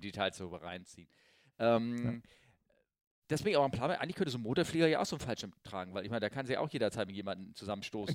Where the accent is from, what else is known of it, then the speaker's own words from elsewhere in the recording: Northern Germany, Germany; ich bin Norddeutscher